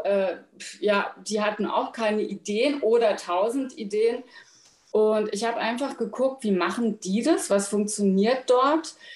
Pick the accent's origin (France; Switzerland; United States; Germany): Germany; Frankfurt area, Hesse; moved away as an adult; now in Berlin, Germany; Ich komme ursprünglich aus Hessen, aus der Frankfurter Ecke.